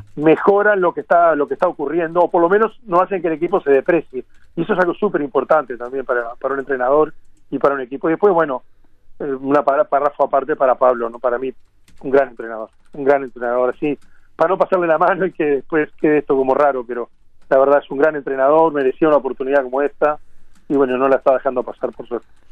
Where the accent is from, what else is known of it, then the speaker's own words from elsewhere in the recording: Uruguay; siendo uruguayo